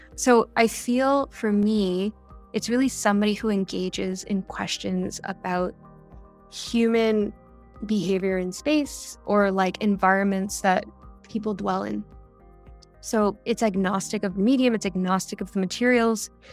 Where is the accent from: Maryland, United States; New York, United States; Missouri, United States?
New York, United States; New York City; I grew up in New York